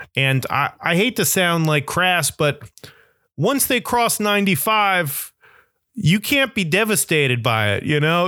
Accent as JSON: {"language": "English", "region": "Florida", "country": "United States", "tie": "born or raised there", "moved": "yes", "lives_now": "Brooklyn, New York, United States", "said": "growing up in Florida"}